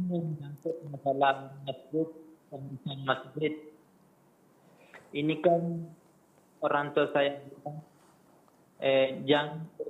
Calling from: Lampung, Indonesia; Ini saya dari Lampung.

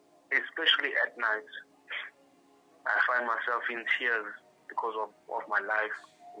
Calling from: Durban, KwaZulu-Natal, South Africa; I'm calling from Durban.

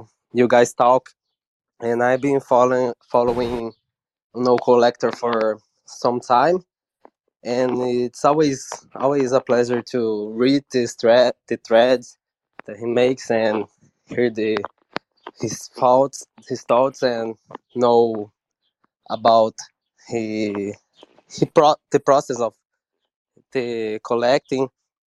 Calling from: São Paulo, Brazil; and I'm talking from Brazil and the interior of São Paulo.

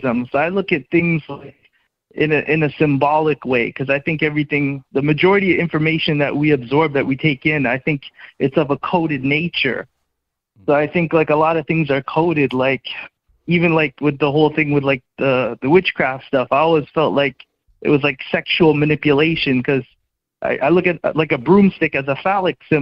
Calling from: Toronto, Ontario, Canada; I'm calling you from Toronto

